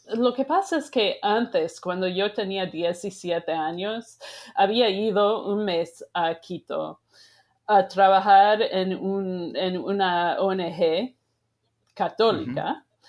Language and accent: Spanish; Sheboygan, Wisconsin, United States; yo crecí en Wisconsin, en un pueblo que se llama Sheboygan